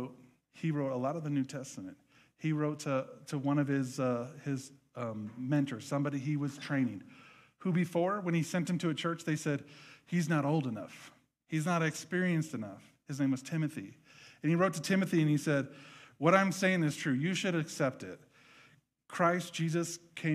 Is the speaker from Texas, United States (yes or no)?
no; Nebraska, United States; moved away; I grew up in Nebraska